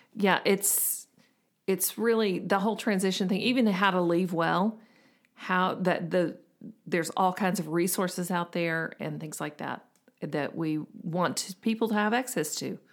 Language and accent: English; the South, United States; we're from the South